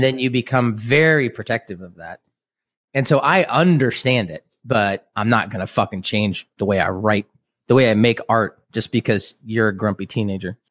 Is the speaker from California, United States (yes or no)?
no; Kansas City, Missouri, United States; moved away as an adult; also born or lived in Boston; now in Lawrence, Kansas, United States; we grew up in Kansas City, and I grew up on the Missouri side